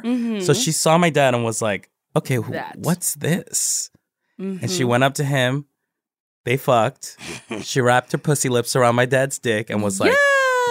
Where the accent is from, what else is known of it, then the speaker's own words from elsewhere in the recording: Colombia; I'm Afro-Colombian. So my dad is black. Mm-hmm. He's from the Bronx. And my mom is from Colombia. I was born in Colombia.